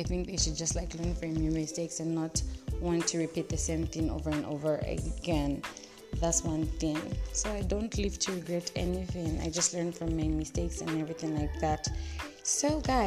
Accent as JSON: {"language": "English", "town": "Ndola", "region": "Copperbelt Province", "country": "Zambia", "tie": "born or raised there", "moved": "yes", "lives_now": "North-Western Province, Zambia", "said": "I'm in the Northwestern province and my hometown is back in NDL"}